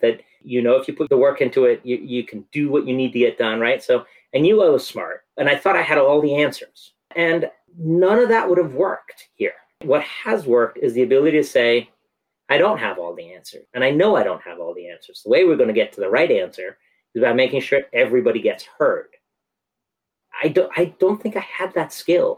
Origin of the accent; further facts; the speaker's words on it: San Francisco, California, United States; moved away; I grew up in San Francisco where, you know, Victorians are painted bright colors